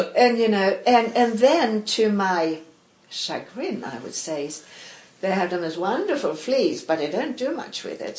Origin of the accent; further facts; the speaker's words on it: Malmö, Skåne, Sweden; English is a second language; moved away; also born or lived in Stockholm; I was born in Stockholm, and, oh. uh, but I grew up in Malmö.